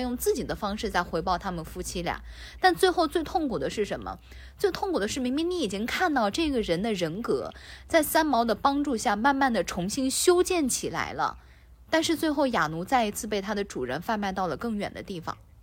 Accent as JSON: {"language": "Chinese", "country": "China", "said": "我们中国人"}